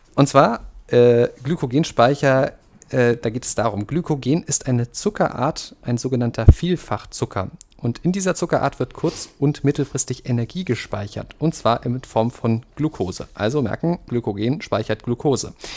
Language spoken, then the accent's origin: German; Leipzig, Saxony, Germany; ich komme selber aus dem Süden